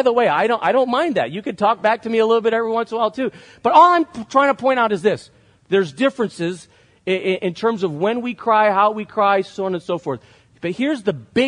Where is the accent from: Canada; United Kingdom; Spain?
Spain; moved away; I grew up in Spain where it really isn't that accepted to show emotion in public